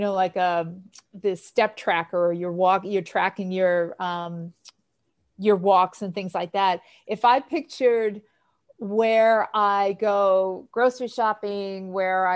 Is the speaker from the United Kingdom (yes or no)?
no; New York City, New York, United States; moved away; I grew up in Queens, New York, which is part of New York City.